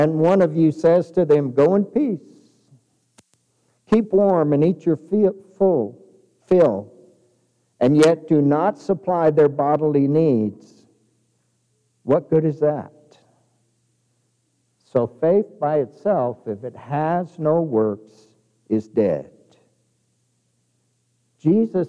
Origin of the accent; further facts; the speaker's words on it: Kirtland, New Mexico, United States; now in Clovis, United States; I grew up in outside of Farmington. And I remember when I was a kid in Kirtland, New Mexico